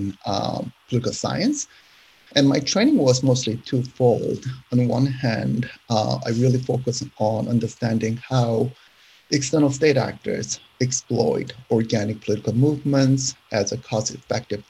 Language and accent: English; South Korea; moved away as an adult; now in United States; I was born in South Korea